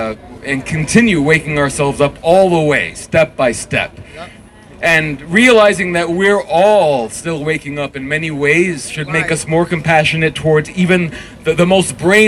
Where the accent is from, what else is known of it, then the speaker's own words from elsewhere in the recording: New York City, New York, United States; I'm a lifelong New Yorker, all right? I was born in Brooklyn back when that meant you had street smarts.